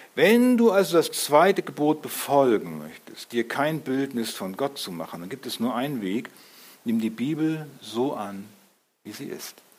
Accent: Germany; wir sind, wir sind Deutsche

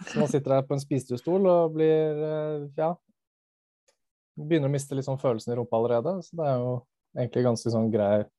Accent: Tromsø, Troms, Norway; now in Oslo, Norway; født og oppvokst i Tromsø, men med foreldre fra Oslo-området, så har jeg vært dialektforvirra fra dag én. Uh, med litt varierende grad, men etter at jeg flytta til Oslo

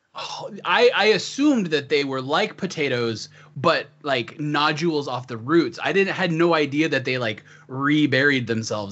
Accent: the Northwest, Pacific Northwest, United States; I, I grew up in the sticks. I'm a farm boy, but I'm from the Northwest

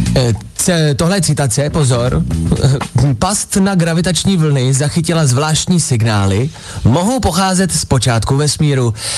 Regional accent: Dubí, Ústí nad Labem Region, Czechia; já jsem z Dubí

